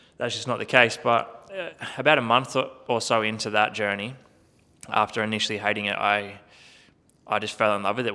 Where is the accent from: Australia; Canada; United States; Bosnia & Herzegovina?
Australia; Country Victoria; I grew up in Country Victoria, playing, um, playing a heap of sport as a kid